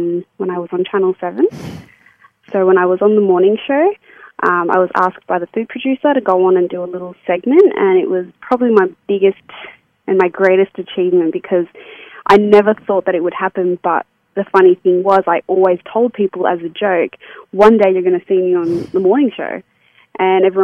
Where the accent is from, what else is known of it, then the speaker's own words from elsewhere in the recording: Sydney, New South Wales, Australia; I'm from Sydney